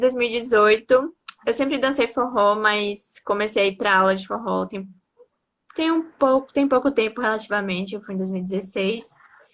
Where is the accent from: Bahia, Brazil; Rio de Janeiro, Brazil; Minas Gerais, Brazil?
Bahia, Brazil; Santo Antônio de Jesus; also born or lived in Salvador; Eu sou de Santo Antônio de Jesus, que é uma cidade do interior da Bahia, mas estava morando até pouco tempo atrás